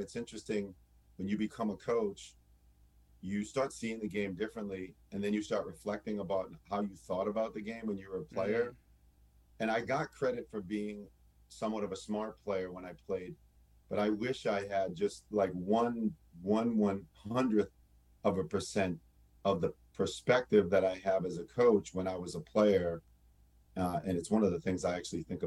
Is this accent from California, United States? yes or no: no; Lowell, Massachusetts, United States; I grew up in Lowell, Massachusetts